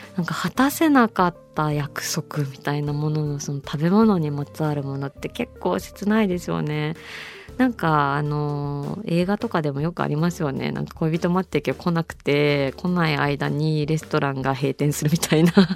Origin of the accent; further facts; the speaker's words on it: Kyushu, Japan; 九州人だからっていうのもあるかもしれないですけど